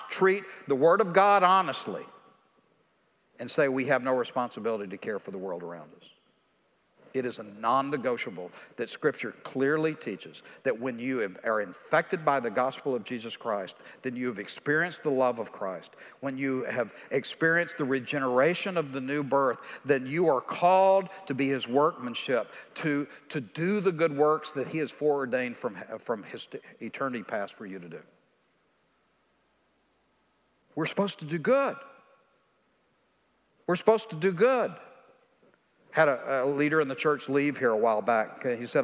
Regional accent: East Texas, United States; I'm from East Texas

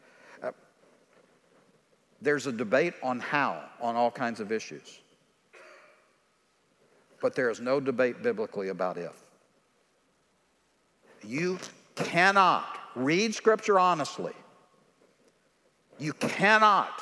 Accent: East Texas, United States; I'm from East Texas

